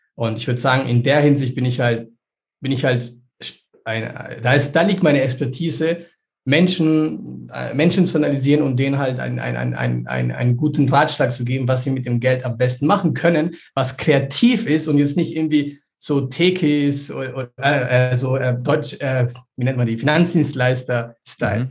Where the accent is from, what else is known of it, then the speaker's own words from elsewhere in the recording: Peru; ich bin selber in Peru aufgewachsen